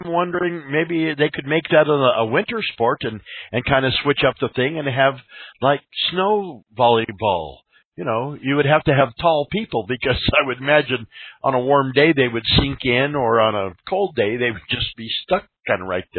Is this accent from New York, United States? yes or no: no; Colorado, United States; now in Las Vegas, United States; I'm from Colorado